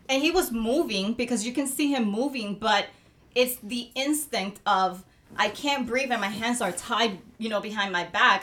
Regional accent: Puerto Rico; moved away; I grew up in Puerto Rico

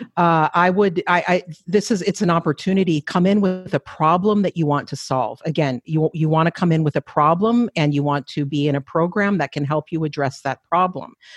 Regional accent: Flandreau Santee Sioux reservation, eastern South Dakota, United States; moved away as an adult; also born or lived in Minneapolis, Minnesota / Saint Paul, Minnesota; now in Edmonton, Canada; I was raised on another Dakota reservation, the Flandreau Santee Sioux tribe reservation, also in eastern South Dakota.

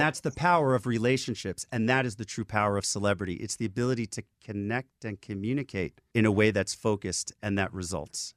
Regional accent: New York City, New York, United States; I'm a kid from the Bronx with no money

